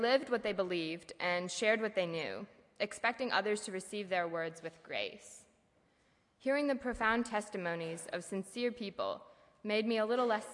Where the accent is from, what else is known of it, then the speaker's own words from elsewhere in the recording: Lancaster County, Pennsylvania, United States; moved away as an adult; now in Goshen, United States; I grew up in Lancaster County, PA